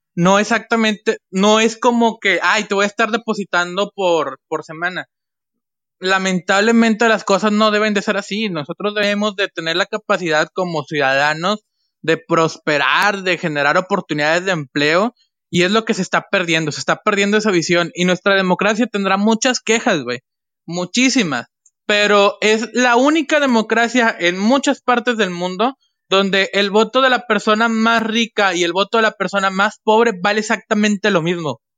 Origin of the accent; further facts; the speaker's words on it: Mexico; como mexicano